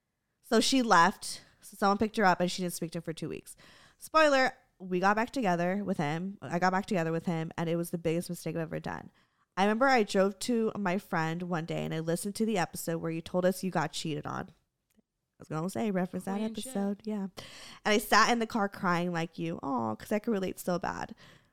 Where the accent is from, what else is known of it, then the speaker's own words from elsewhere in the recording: Germany; English is a second language; First of all, I'm sorry if my English sucks. I'm from Germany, so it isn't my native language.